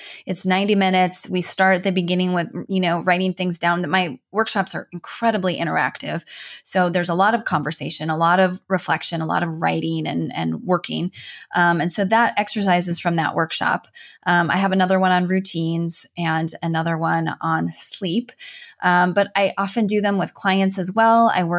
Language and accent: English; Minnesota, United States; I'm from Northern Minnesota. So like walleye and wild rice, those are probably the two things.